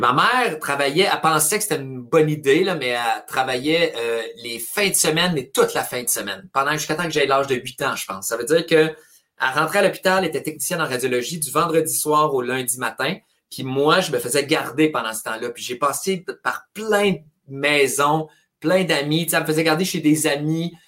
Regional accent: Trois-Rivières, Quebec, Canada; first language French; j'ai été élevé à Trois-Rivières

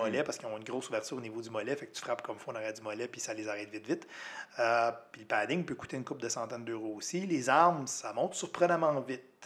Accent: Quebec, Canada; je suis arrivé en tant que Québécois

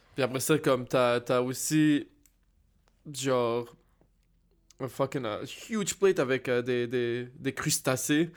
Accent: Montreal, Quebec, Canada; j'ai grandi à Cartierville

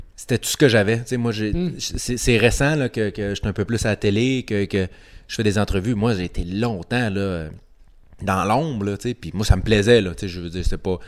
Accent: Quebec, Canada; je suis québécois

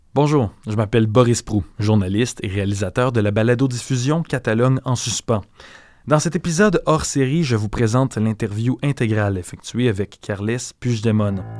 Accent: Canada; chez nous au Canada

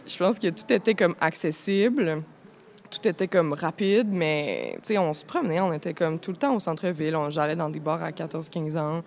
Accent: Montreal, Quebec, Canada; j'ai grandi à Montréal

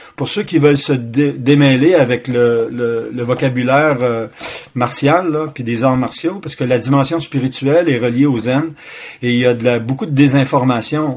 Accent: Quebec City, Quebec, Canada; also born or lived in Sherbrooke; Je suis natif de la ville de Québec

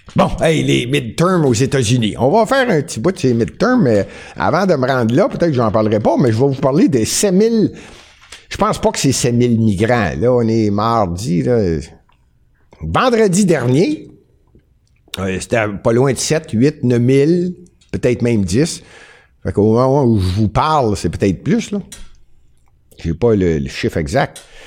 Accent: Montreal, Quebec, Canada; je suis montréalais

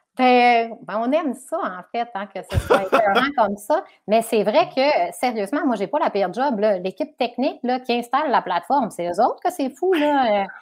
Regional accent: Chicoutimi, Quebec, Canada; also born or lived in Alma / Arvida; je suis originaire du Saguenay-Lac-Saint-Jean, parce qu'on est resté à, je, suis née, on vivait à Chicoutimi-Nord, ensuite Chicoutimi

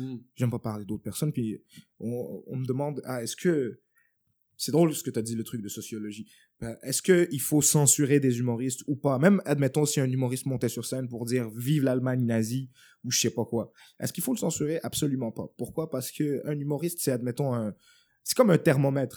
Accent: Montreal, Quebec, Canada; j'ai grandi à Montréal-Nord et tout, euh, un hood

